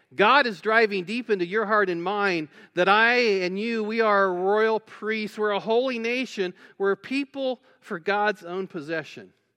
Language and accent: English; West Alexandria, Ohio, United States; I grew up in West Alexandria, Ohio, if you know where that is, and went to Twin Valley South High School